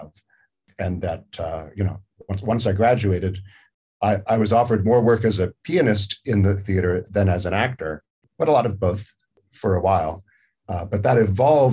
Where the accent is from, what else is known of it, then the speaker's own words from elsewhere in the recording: Salinas, California, United States; I grew up on the Central Coast of California in Salinas, California